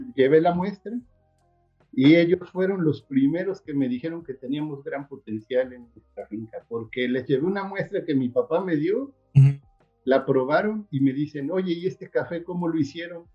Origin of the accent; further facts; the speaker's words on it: Xico, Veracruz, Mexico; soy originario de Jico, Veracruz